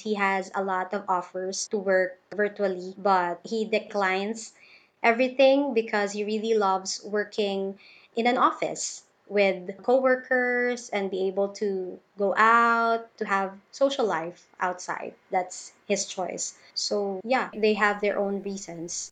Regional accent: Philippines; I'm from the Philippines. So I'm in Davao City, the biggest city here in the Philippines.

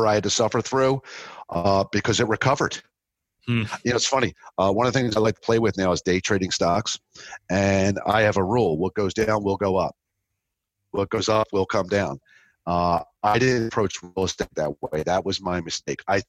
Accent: New Jersey, United States; now in Florida, United States; I'm from South Jersey.

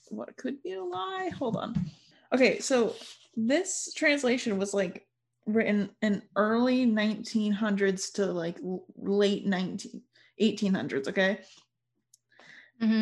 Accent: United States; being an American

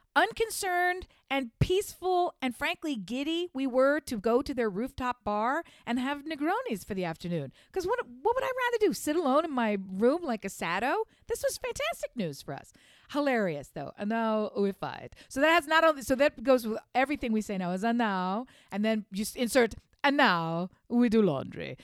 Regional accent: United States; being an American

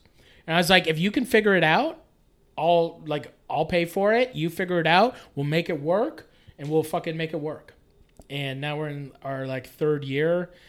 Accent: Poughkeepsie, New York, United States; I never wanted to move back to my hometown. You know, it was just like one of those things where I was just like, why? Like, I need to be in Toronto.

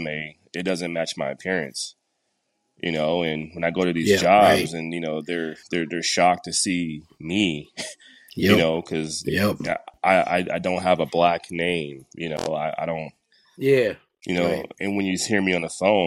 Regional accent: Denver, Colorado, United States; also born or lived in Texas; I grew up in Denver, middle school, high school, and some elementary school as well

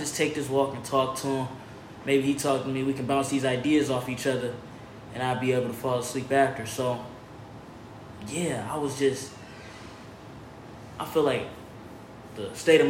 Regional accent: Detroit, Michigan, United States; moved away as an adult; now in California, United States; I'm from Detroit, Michigan

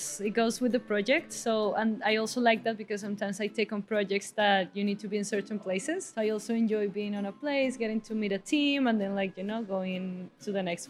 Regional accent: Bogota, Colombia; Bogota, Colombia.

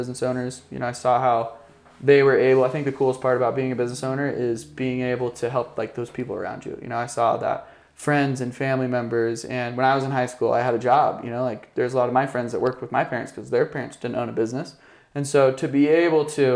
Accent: Rigby, Idaho, United States; I grew up in Rigby

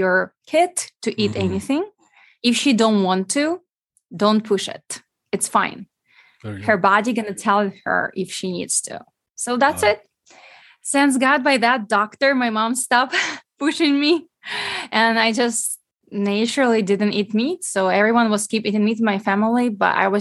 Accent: Ukraine; English is a second language; moved away as an adult; also born or lived in New York; now in United States; I am from Ukraine.

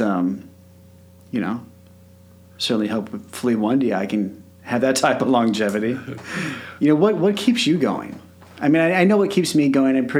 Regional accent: Parkville, Missouri, United States; I grew up in Parkville, Missouri

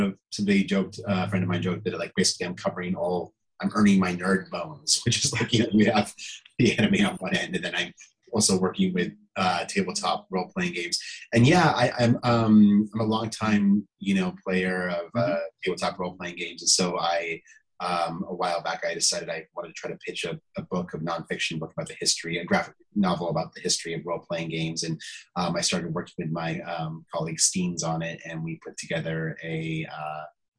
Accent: Centennial, Colorado, United States; I grew up outside of Denver, Colorado.

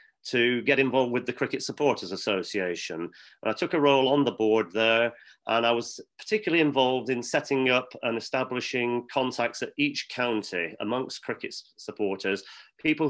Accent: Lancashire, North West England, United Kingdom; moved away as an adult; also born or lived in London; now in Surrey, United Kingdom; I was born and bred in Lancashire, moved down to London many years ago for work

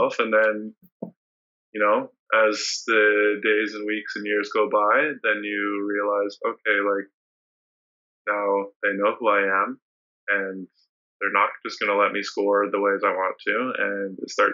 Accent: BC, British Columbia, Canada; in my hometown area

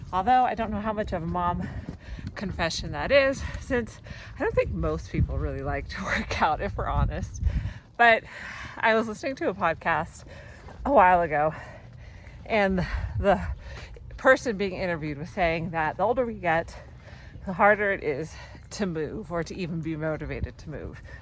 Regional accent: Seattle, Washington, United States; But for the sake of brevity, I usually just say I grew up in the Seattle area.

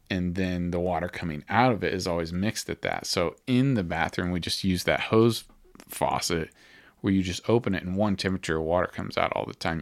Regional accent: Alma, Kansas, United States; also born or lived in Topeka; I guess the hospital was in Topeka that I was born in, but then I lived in Alma

